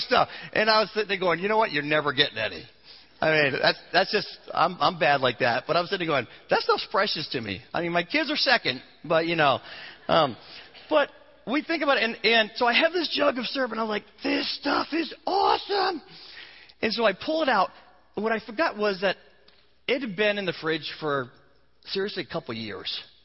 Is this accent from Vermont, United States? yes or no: yes; Vermont, United States; moved away; I grew up in New England, in Vermont, where they tap the trees